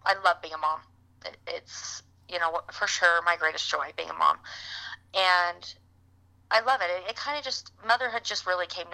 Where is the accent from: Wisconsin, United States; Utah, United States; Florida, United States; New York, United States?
Utah, United States; moved away as an adult; also born or lived in Michigan; We're originally from Utah. We spent some time in Michigan, and we came back to Utah. So we live in Utah now